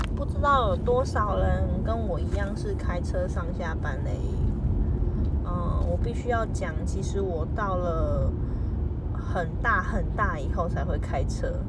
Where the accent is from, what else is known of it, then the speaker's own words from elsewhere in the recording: New Taipei, Taiwan; moved away as an adult; now in Zhongli, Taiwan; 我们住在小时候住在台北市，长大住在新北市